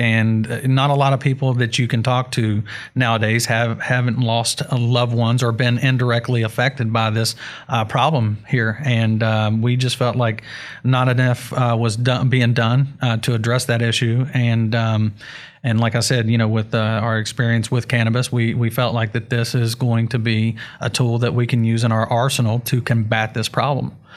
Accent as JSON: {"language": "English", "region": "West Virginia", "country": "United States", "said": "We are from West Virginia"}